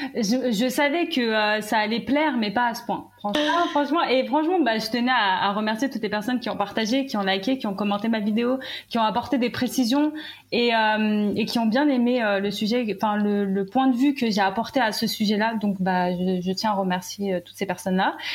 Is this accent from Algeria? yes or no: yes; Algeria; moi je suis algérienne